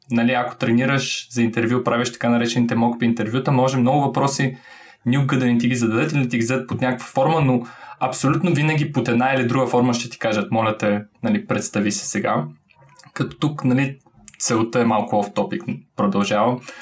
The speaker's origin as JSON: {"language": "Bulgarian", "town": "Varna", "region": "Varna Province", "country": "Bulgaria", "tie": "born or raised there", "moved": "yes", "said": "Варна. Съм при а, моя роден град."}